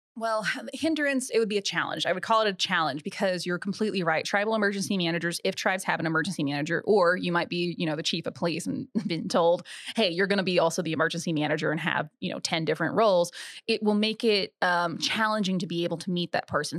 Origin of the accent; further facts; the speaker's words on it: Buffalo Valley, Oklahoma, United States; also born or lived in Norman, Oklahoma; I was born and raised in southeastern Oklahoma. Buffalo Valley, to be exact.